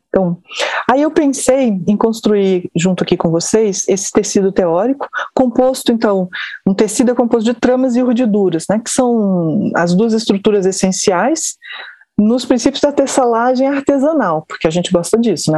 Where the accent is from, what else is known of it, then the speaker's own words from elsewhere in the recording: Brasília, Federal District, Brazil; also born or lived in Rio de Janeiro; eu sou eu sou carioca, mas moro em Brasília há muitos anos. Me formei aqui, me criei aqui em Brasília